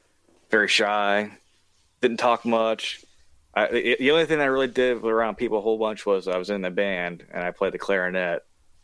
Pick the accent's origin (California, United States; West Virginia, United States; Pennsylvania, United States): West Virginia, United States; I am from West Virginia.